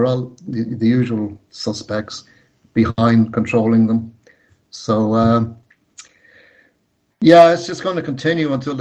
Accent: Ireland

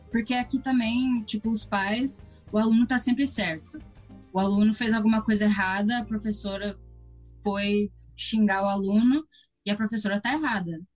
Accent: Toronto, Ontario, Canada; also born or lived in Brazil; Nasci aqui em Toronto

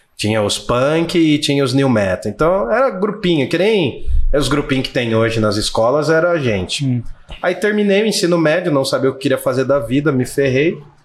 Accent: Jundiaí, São Paulo, Brazil; sou de Jundiaí, São Paulo mesmo

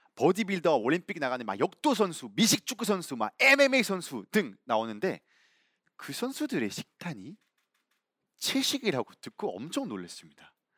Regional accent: Belgium; Korean is a second language; now in South Korea; 저는 벨기에에서 온

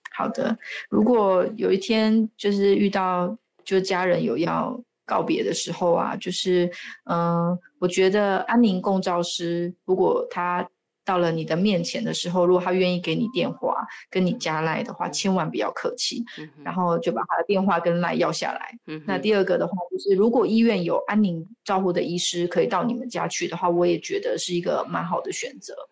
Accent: Taiwan; 我们台湾人很喜欢把吃吃饱当成幸福

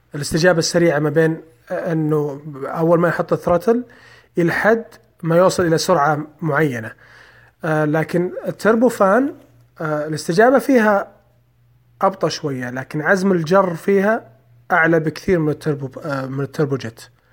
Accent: Saudi Arabia; عندنا في السعودية

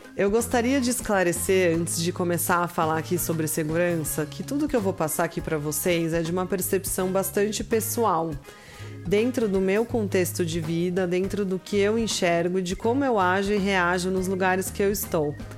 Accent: Brazil; como brasileira, nós como brasileiras

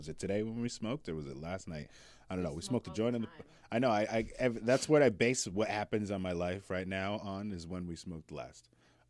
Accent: Biddeford, Maine, United States; I grew up in Biddeford

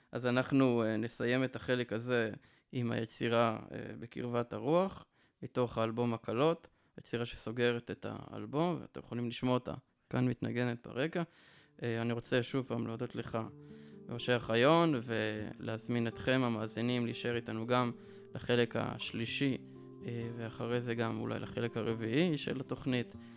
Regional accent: Northern District, Israel; born or raised there; now in Yeruham, Israel

